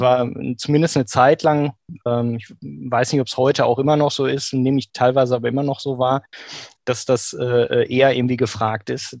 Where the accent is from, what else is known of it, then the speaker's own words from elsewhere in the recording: Bochum, North Rhine-Westphalia, Germany; also born or lived in Maastricht; Ich bin im Grunde ein Kind des Ruhrgebiets, wie mhm. man so schön sagt äh, in Bochum geboren, auch äh, aufgewachsen